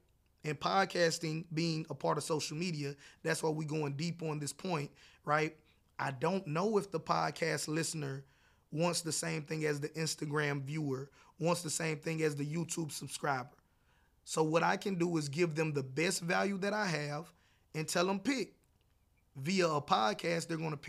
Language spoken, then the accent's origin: English; the South, United States; No matter how much you try to convince me that because I'm from the South, I should eat this way, I don't want to.